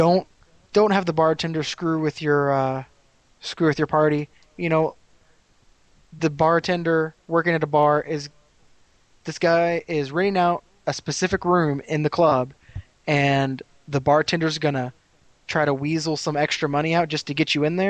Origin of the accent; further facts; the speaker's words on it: Las Vegas, Nevada, United States; You know, I'm from Las Vegas. The Killers is a band in Las Vegas.